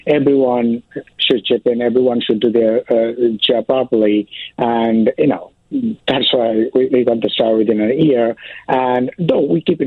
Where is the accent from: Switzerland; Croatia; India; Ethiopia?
India; suburb of Calcutta, West Bengal; moved away as an adult; also born or lived in London / Dubai / San Francisco / New York; now in Chicago, United States; I born and raised in India, of course, in the suburb of Calcutta